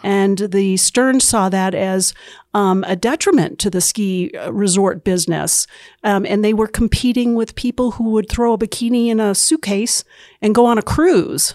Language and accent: English; central New Hampshire, United States; moved away as an adult; now in Utah, United States; I grew up in central New Hampshire